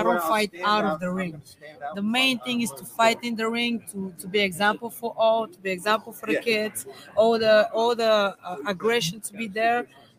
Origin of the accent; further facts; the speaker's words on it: Bulgaria; moved away as an adult; Yeah, from Bulgaria. I just came here before 4 months to train with my coach, Ivan Kaysen.